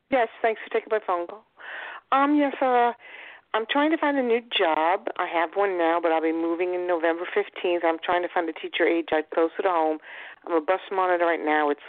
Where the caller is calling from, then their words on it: Long Island, New York, United States; Hi, Suzanne, Long Island.